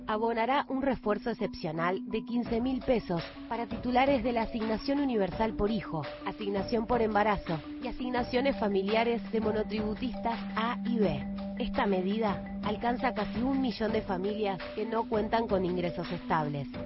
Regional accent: San Juan, Argentina; moved away as an adult; now in Buenos Aires, Argentina; Hace 18 años vivo en Buenos Aires, pero nací en San Juan

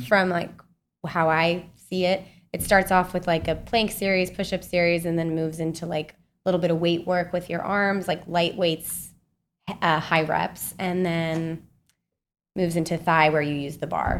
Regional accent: Salt Lake City, Utah, United States; moved away as an adult; also born or lived in Kansas; now in New York, United States; I'm from Utah, so I, like, grew up in the mountains

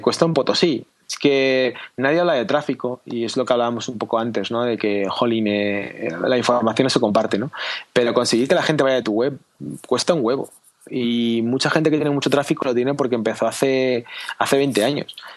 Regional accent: Spain; quiero que mi hija crezca en mi país

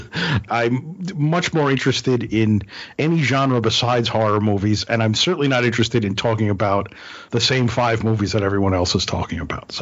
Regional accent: Brooklyn, New York, United States; And he and I grew up in Brooklyn, New York in the 70s, right around the corner from each other, didn't know each other until we went to college.

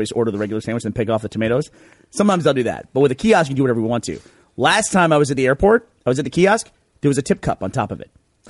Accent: United States; as an American dude traveling internationally

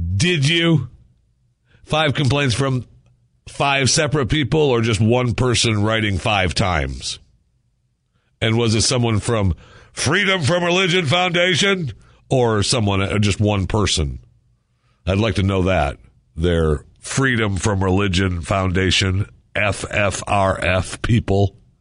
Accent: Michigan, United States; I was born in Michigan

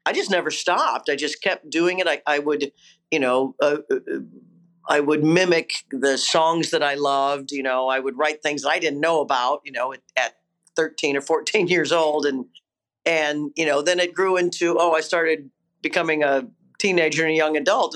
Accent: Kansas, United States; a girl from Kansas

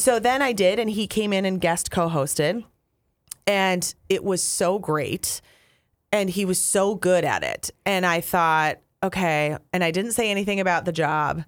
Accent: Apple Valley, Minnesota, United States; moved away as an adult; also born or lived in Wisconsin / Duluth / Green Bay; we're both from Apple Valley.

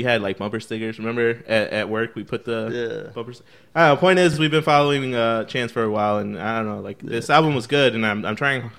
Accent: Chicago, Illinois, United States; we're from Chicago

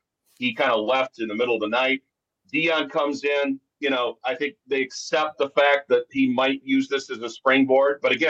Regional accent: Ann Arbor, Michigan, United States; now in Denver, United States; I was born in Ann Arbor. I grew up near there.

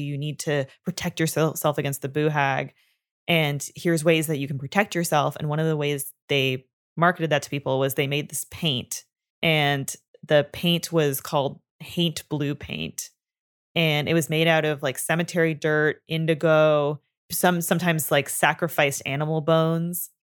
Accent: Canada; I am from Canada and we grew up learning French

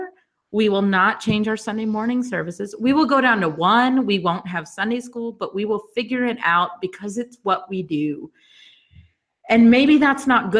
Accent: the South, United States; also born or lived in New York; now in Baltimore, United States; I grew up in the South

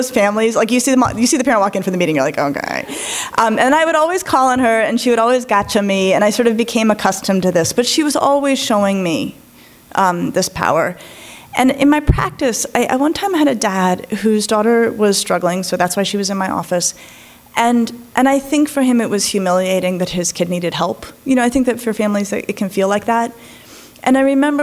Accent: Colorado, United States; I grew up in Colorado

